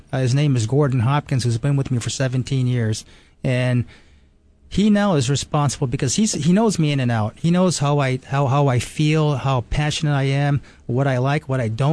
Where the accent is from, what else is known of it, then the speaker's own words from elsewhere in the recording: Japan; moved away; also born or lived in New York; I was born and raised in Japan